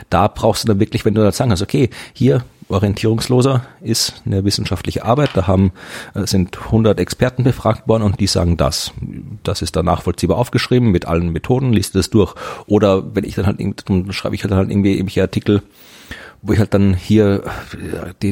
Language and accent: German; Thuringia, Germany; ich komme aus Thüringen